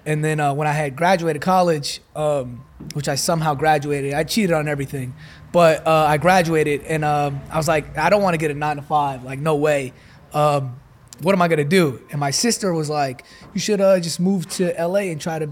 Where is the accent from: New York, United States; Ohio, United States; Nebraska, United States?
New York, United States; moved away as an adult; also born or lived in Dallas; now in Los Angeles, United States; New York, born and raised